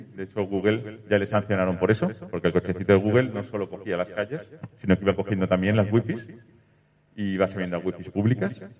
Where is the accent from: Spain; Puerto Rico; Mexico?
Spain; Valencia, Valencian Community; Soy de Valencia